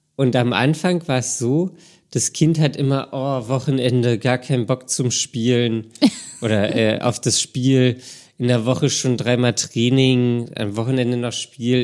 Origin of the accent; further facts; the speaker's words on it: Berlin, Germany; ich komme halt aus Berlin und irgendwie muss ich dann auch hier bleiben